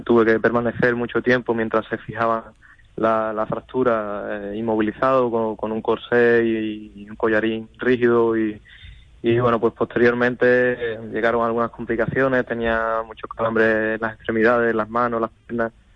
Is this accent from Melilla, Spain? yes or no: no; Huelva, Andalusia, Spain; en mi provincia, en Huelva, no, no hay escuela taurina